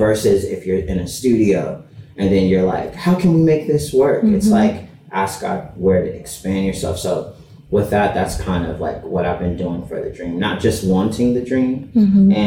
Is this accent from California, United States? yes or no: yes; Los Angeles, California, United States; I'm from Los Angeles